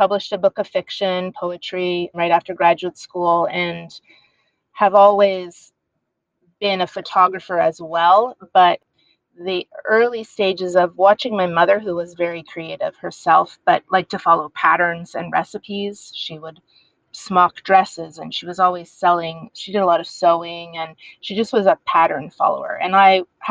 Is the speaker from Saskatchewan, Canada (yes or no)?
no; Montreal, Quebec, Canada; moved away; also born or lived in San Francisco / New York City; I'm Canadian, correct? I'm from Montreal, yes.